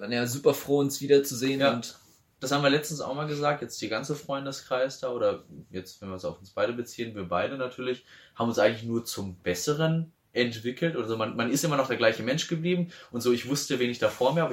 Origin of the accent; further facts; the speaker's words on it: Neuwied, Rhineland-Palatinate, Germany; bei uns in Neuwied, in Neuwied